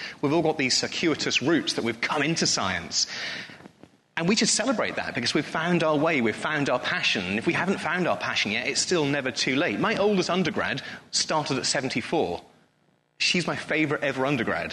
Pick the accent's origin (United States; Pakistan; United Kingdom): United Kingdom; Norfolk, East of England; moved away as an adult; now in Bristol, United Kingdom; I grew up in Norfolk, very, very proud to be a Norfolk boy